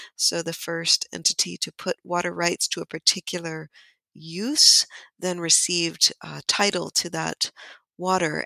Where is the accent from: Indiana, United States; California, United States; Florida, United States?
California, United States; Amador County, Northern California foothills, United States; I was born and raised in Miwok Country in Amador County in the Northern California foothills.